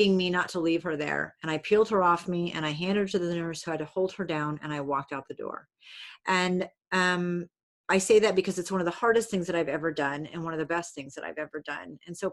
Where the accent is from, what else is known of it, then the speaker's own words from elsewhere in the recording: New England, United States; I'm from New England. People in New England are really loud